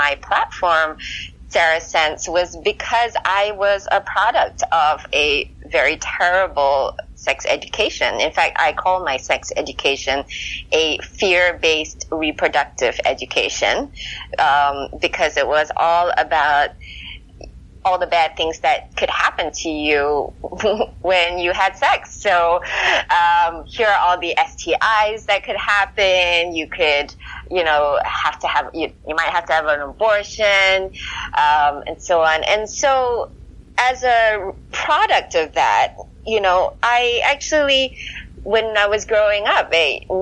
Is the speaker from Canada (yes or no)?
no; Singapore; moved away as an adult; also born or lived in California; When I was growing up in Singapore